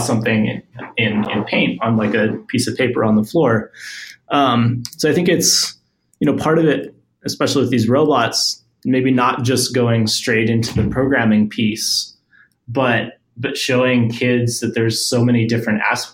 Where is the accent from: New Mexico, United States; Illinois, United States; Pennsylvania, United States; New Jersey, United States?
New Mexico, United States; where I grew up in New Mexico